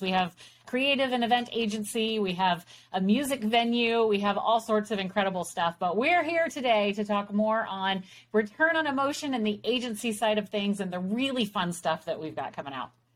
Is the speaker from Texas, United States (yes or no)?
yes; Texas, United States; we're from Texas